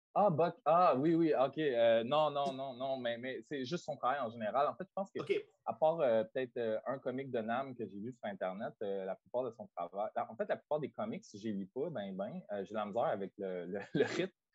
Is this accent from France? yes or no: no; Drummondville, Quebec, Canada; je viens de Drummondville, puis j'avais accès à des bibliothèques publiques